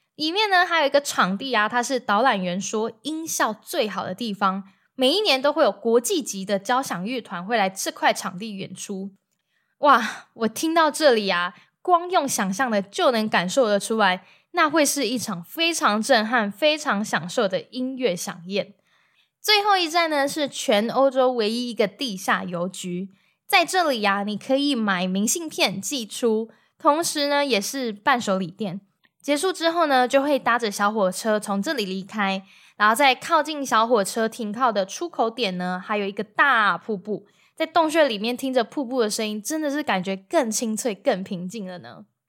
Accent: Taiwan; 我就说是台湾

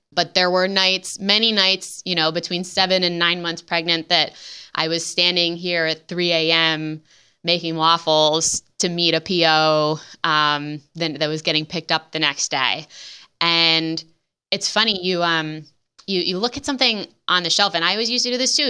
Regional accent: Midwest, United States; in the Midwest, which is, as we mentioned, is my hometown

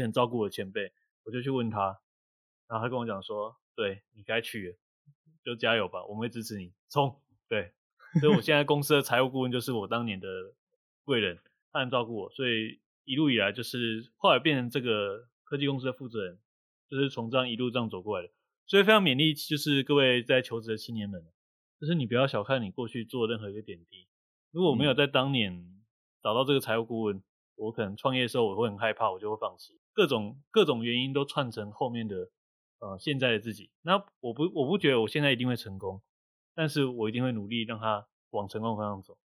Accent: Kaohsiung, Taiwan; moved away as an adult; also born or lived in northern Taiwan; 因为我是高雄人，然后我来到北部工作

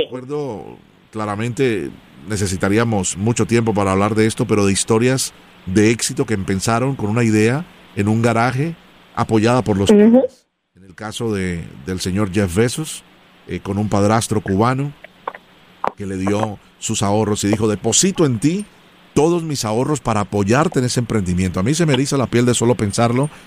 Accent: Colombia; yo soy original de Colombia

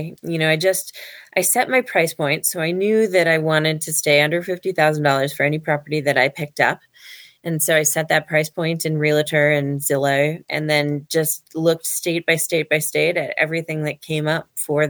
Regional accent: Ladysmith, Wisconsin, United States; as kids growing up in Ladysmith, Wisconsin

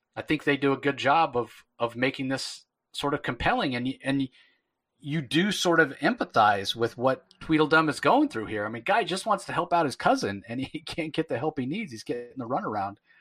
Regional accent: United States; an American

